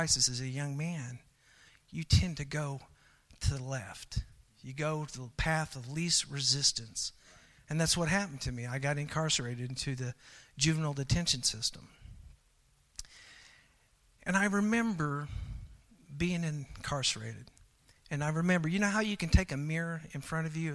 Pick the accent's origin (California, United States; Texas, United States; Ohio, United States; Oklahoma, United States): Oklahoma, United States; also born or lived in Hawaii; as I was growing up in Oklahoma